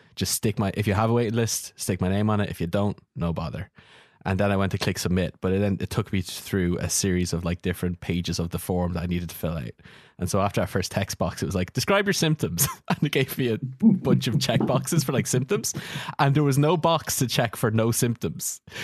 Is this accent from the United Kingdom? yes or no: no; Ireland; we're both Irish